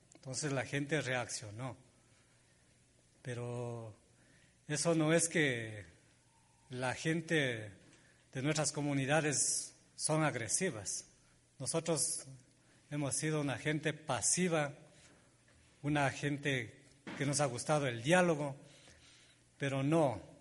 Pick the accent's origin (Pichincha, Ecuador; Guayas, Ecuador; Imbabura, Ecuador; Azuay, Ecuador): Imbabura, Ecuador; Junín; defender mi territorio donde yo nací, donde mi familia entraron y todos estamos ahí habitando en ese territorio